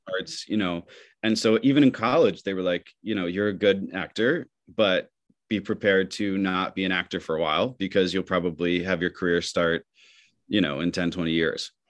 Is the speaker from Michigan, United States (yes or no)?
yes; Michigan, United States; moved away; growing up in Michigan